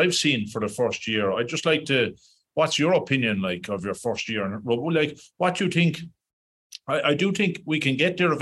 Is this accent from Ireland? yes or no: yes; Ireland; now in Dubai, United Arab Emirates; I'm Irish